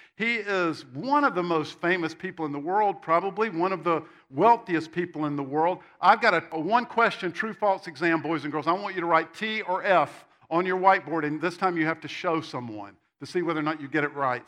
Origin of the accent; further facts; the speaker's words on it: Spartanburg, South Carolina, United States; I grew up in Spartanburg, South Carolina, which is about this big.